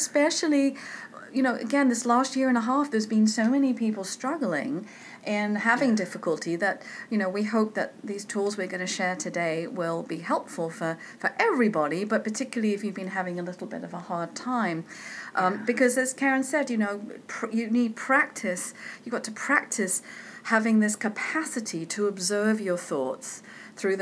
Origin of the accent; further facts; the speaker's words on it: United Kingdom; I'm British.